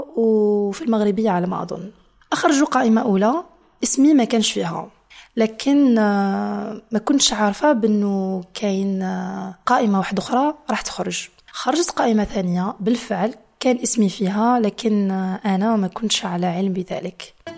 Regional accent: Niamey, Niger; moved away as an adult; now in Biskra, Algeria; كبرت في حي اسمه بوكوكي

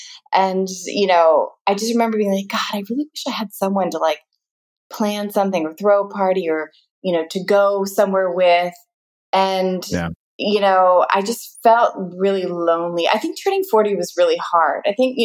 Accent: United States; But that's where I realize I'm very American because I'm like, oh, I love being tanner, the darker, the better. When I was younger, I always loved being half Indian.

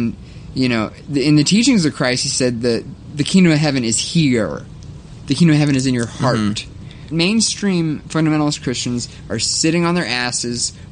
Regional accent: United States; I'm a 20 year old American in 2017.

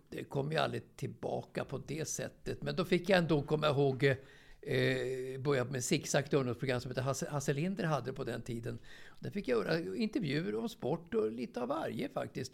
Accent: Stockholm, Stockholm County, Sweden; also born or lived in Björkhagen; jag är ju uppväxt i, i, i Årsta egentligen.

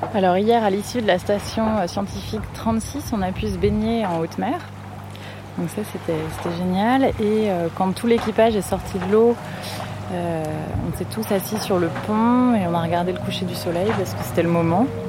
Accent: Nantes, Pays de la Loire, France; now in Paris, France; Moi, j'ai grandi à Nantes, donc pas très loin de l'océan

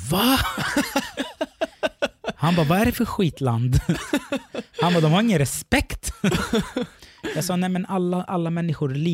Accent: Sweden; Eh, då säger jag kommer från Sverige. De fattar inte vart det ligger.

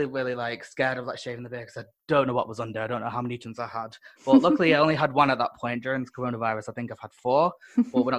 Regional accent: Manchester, North West England, United Kingdom; I'm from Manchester, so I actually started in Manchester

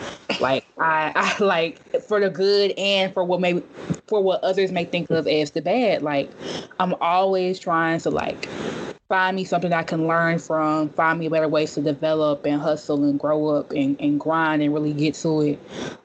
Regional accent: Memphis, Tennessee, United States; I'm so Southern. Like, I'm from the South in the best way that could possibly be. There ain't no place in the world like Memphis, and you rarely gonna find people who are from Memphis anywhere else.

